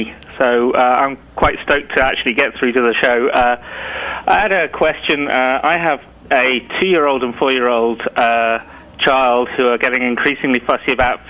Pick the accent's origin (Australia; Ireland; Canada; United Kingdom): Ireland; moved away; We come over from Ireland, and it's quite different.